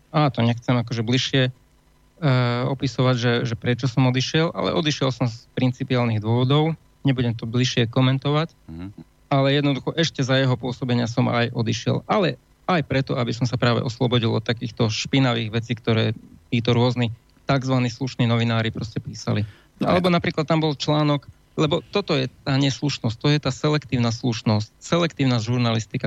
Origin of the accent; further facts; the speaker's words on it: Banská Bystrica, Banská Bystrica Region, Slovakia; som Bystričan